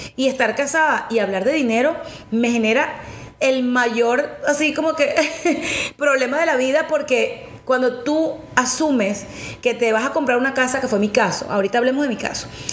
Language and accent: Spanish; Venezuela; en mi país, en Venezuela